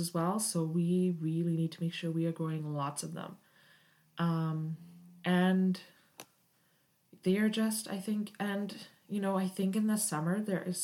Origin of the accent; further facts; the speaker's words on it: United Kingdom; moved away as an adult; now in Canada; I was raised in Britain and moved to Canada several years ago